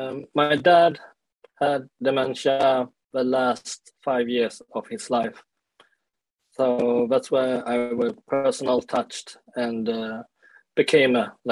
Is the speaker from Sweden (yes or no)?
yes; Sweden; also born or lived in South Korea; I grew up in Sweden, and I was adopted to Sweden when I was 1 year old, because my parents in Sweden, they couldn't get any kids by their own.